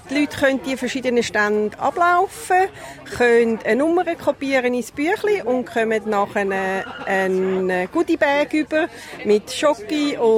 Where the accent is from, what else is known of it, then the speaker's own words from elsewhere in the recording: Rüti, Zurich, Switzerland; moved away as an adult; now in Australia; Ich komme ursprünglich aus Rüti im Kanton Zürich und ich bin seit meiner Familie, meinem Mann und mit meiner Tochter vor ungefähr 22 Jahren auf Australien gekommen.